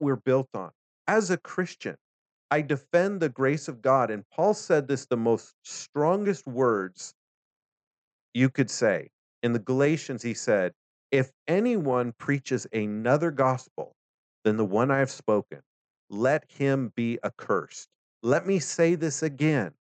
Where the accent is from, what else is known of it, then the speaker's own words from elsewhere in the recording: United States; As an American